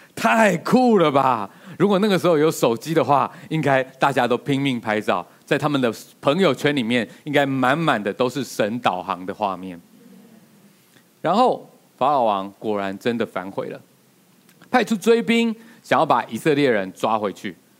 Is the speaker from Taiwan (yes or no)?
yes; Taiwan; 我们台湾人